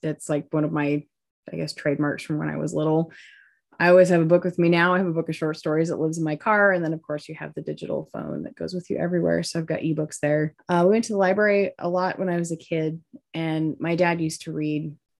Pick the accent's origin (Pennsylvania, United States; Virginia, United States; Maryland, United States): Maryland, United States; My home state is Maryland. That's currently where I call home. It's the great state of Crab and Old Bay, the cult of Crab and Old Bay.